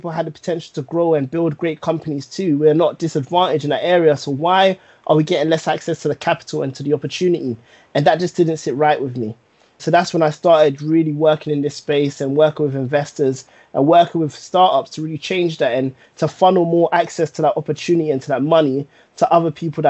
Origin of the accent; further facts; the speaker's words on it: London, United Kingdom; growing up in Tottenham, I lived in an area called Northumberland Park